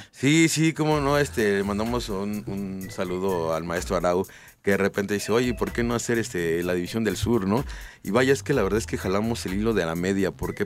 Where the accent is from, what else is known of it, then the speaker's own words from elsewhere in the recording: Mexico City, Mexico; Yo soy de la San Felipe Jesús